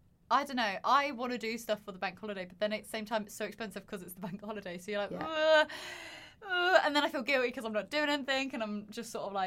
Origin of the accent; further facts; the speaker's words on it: Surrey, South East England, United Kingdom; my home is Surrey, if you didn't know. I'm from Dan's Earth, if you wouldn't know.